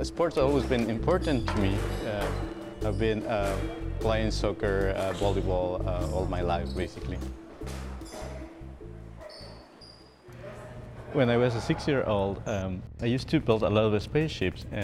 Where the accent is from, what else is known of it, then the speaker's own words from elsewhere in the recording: Ecuador; moved away as an adult; I grew up in Ecuador